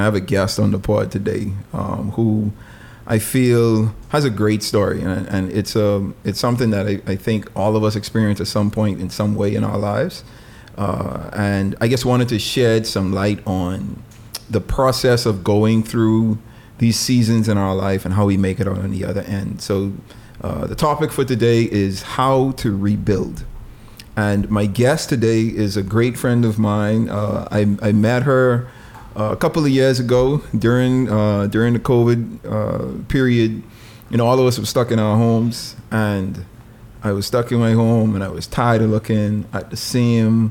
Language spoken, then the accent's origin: English; Bahamas; we real Bahamians